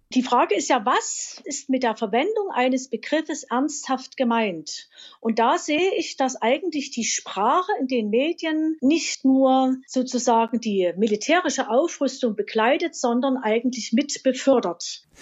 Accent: Dresden, Saxony, Germany; now in Leipzig, Germany; ich wohne in Leipzig, bin aufgewachsen in Dresden

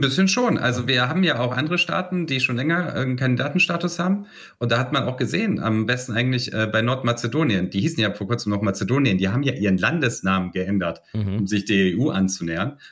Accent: Bosnia & Herzegovina; moved away; wenn ich irgendwie an meinen Heimatort zurückgehe

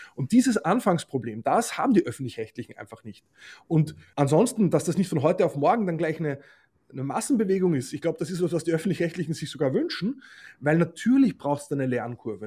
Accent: Austria; moved away; also born or lived in Germany; als Österreicher, der in Deutschland in Rundfunkgremien tätig ist

